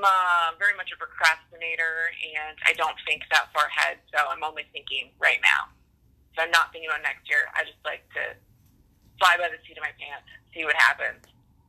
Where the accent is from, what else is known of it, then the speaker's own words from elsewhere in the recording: Wisconsin, United States; moved away as an adult; also born or lived in Minnesota; I'm from Wisconsin, but I did not go to the University of Wisconsin. I went to the University of Minnesota.